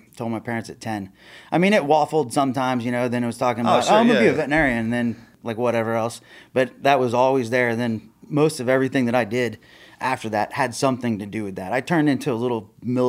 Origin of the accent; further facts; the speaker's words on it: Oklahoma City, Oklahoma, United States; I'm an Okie, born and bred.